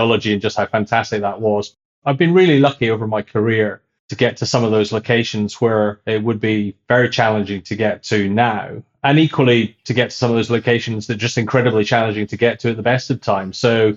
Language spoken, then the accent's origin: English; Scotland, United Kingdom; I'm Scottish